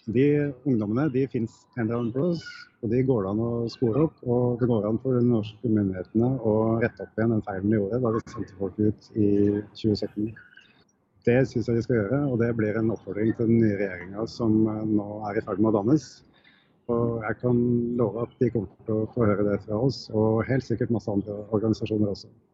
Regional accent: Norway; det er jo litt trasig å være fra Norge

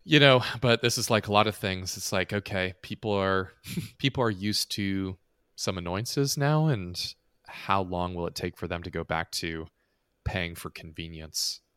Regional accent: United States; an American who's lived in the States and never elsewhere

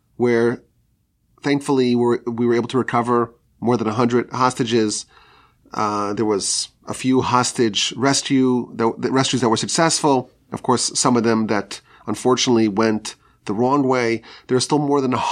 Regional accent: United States; as American Jews

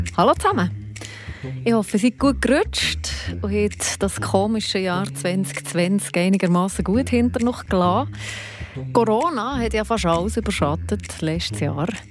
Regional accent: Switzerland; hier bei uns in der Schweiz

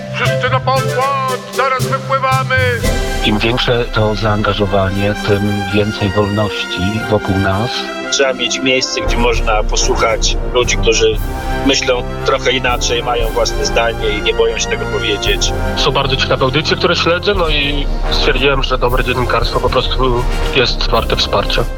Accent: Lubichowo, Pomeranian Voivodeship, Poland; moved away as an adult; also born or lived in England; w te, te same strony, to jest Lubichowo, wieś na Kociewiu

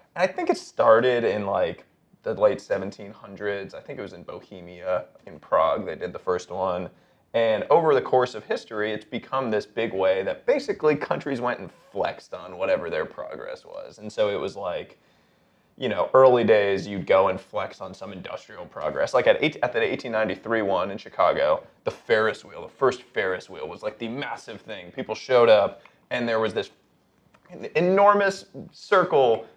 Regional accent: Montreal, Quebec, Canada; growing up in Montreal

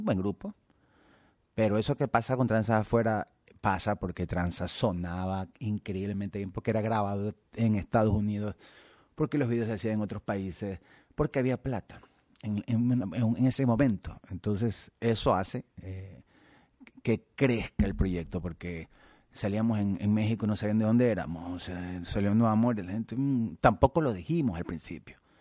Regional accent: Ecuador; soy ecuatoriano

